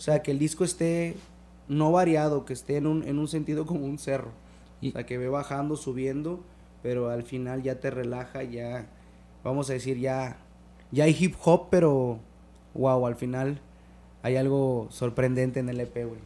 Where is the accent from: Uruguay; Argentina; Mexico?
Mexico; Chetumal, Quintana Roo; en mi ciudad natal, en Chetumal